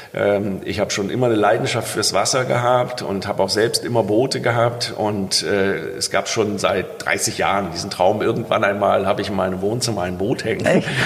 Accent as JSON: {"language": "German", "region": "Rhineland", "country": "Germany", "said": "als Rheinländer"}